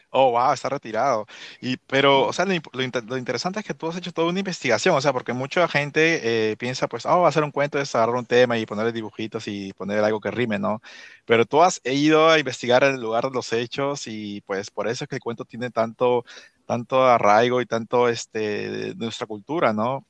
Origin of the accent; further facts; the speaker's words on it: Lima, Peru; now in Washington, D.C. area, United States; crecí en Surco